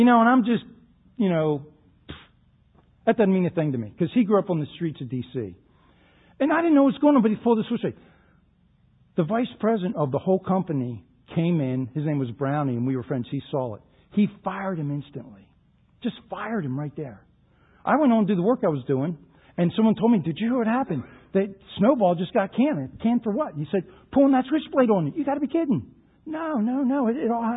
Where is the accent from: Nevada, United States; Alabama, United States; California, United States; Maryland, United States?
Maryland, United States; Baltimore; I grew up in the Baltimore area